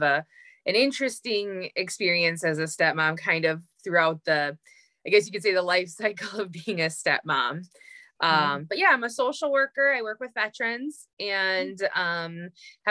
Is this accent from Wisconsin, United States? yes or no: yes; Green Bay, Wisconsin, United States; moved away as an adult; also born or lived in Upper Peninsula, Michigan; now in Upper Peninsula of Michigan, United States; I'm a couple hours north of my hometown of Green Bay, Wisconsin. That's where I grew up.